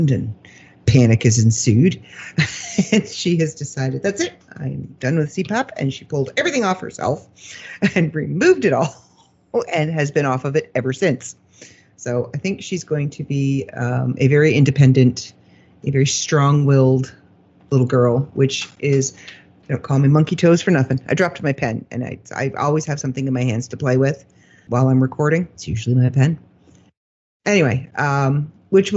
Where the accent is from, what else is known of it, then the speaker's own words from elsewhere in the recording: Canada; we're Canadian